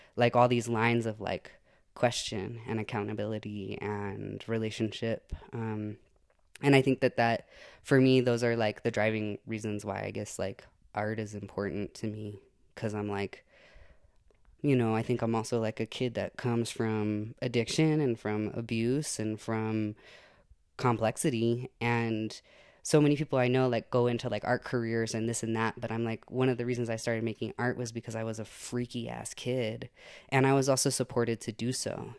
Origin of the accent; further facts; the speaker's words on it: Santa Fe, New Mexico, United States; I was born in Santa Fe and, um, grew up in that area